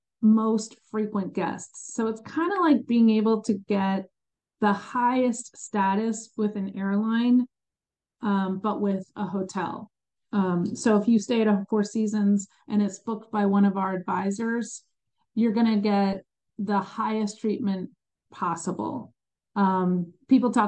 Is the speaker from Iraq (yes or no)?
no; New Jersey, United States; also born or lived in Chicago, Illinois; now in North Carolina, United States; I was born in Chicago, but grew up in New Jersey